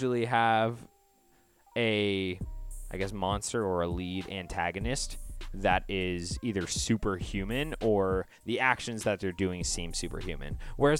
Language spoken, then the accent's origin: English; Canada